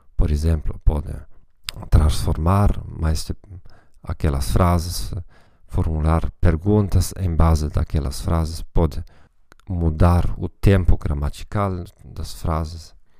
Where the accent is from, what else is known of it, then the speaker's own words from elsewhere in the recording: Germany; Portuguese is a second language; como alemão